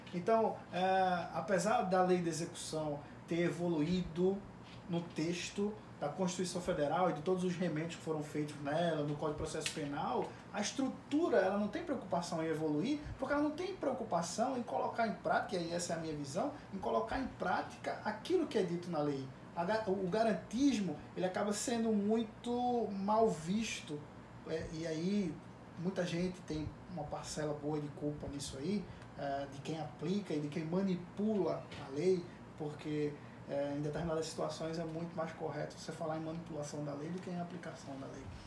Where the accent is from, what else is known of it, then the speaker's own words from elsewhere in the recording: Pernambuco, Brazil; em Pernambuco, de onde eu venho